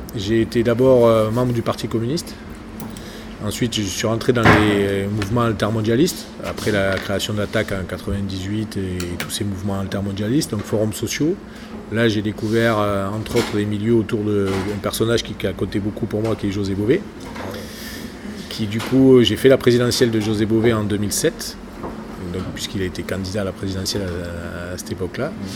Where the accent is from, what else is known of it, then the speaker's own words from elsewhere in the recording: Languedoc-Roussillon, Occitania, France; moi je viens du Languedoc-Roussillon